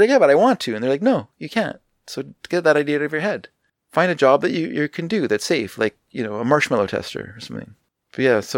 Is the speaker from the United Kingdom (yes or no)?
no; Canada; I'm Canadian